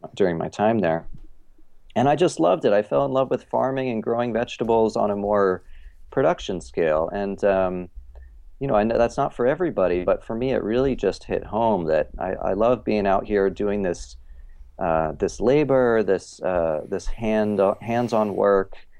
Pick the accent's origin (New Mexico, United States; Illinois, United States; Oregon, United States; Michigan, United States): Oregon, United States; Eugene; also born or lived in Ohio; I grew up kind of in a, you know, a, like a small hippie college town, Eugene, Oregon.